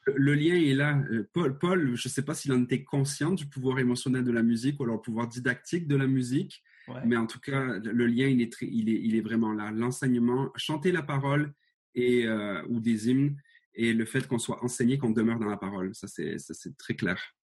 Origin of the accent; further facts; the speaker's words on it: Marseille, Provence-Alpes-Côte d'Azur, France; moved away as an adult; now in Montreal, Canada; j'ai été élevé à Marseille